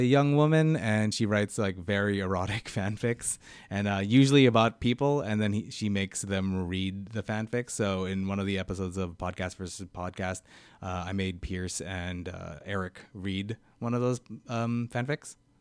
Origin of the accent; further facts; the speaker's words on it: Vancouver, British Columbia, Canada; I'm from Vancouver, yeah. I'm, like, one of the only four Vancouver comedians who are actually from Vancouver.